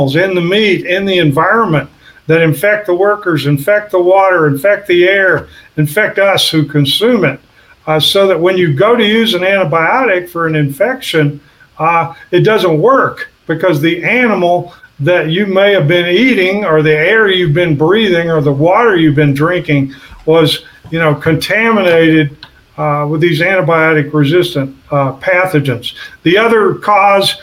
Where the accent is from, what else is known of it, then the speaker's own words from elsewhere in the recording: southeast Texas, United States; I grew up in Cancer Alley in southeast Texas, right on the Louisiana border.